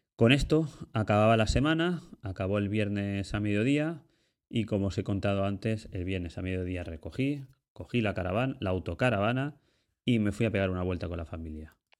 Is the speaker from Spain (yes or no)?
yes; Ibi, Valencian Community, Spain; yo soy de un pueblecito de, Alicante que se llama Ibi